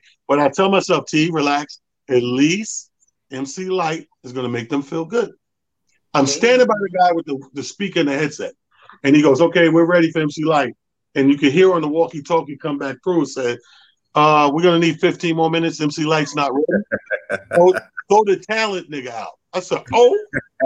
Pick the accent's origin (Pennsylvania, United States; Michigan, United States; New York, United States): New York, United States; Mount Vernon; I'm from Mount Vernon